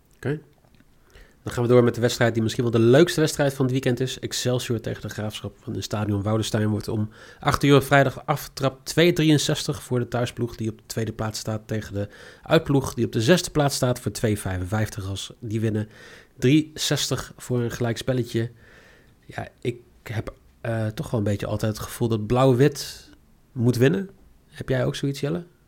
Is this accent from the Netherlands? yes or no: yes; Netherlands; also born or lived in Ireland; als Nederlander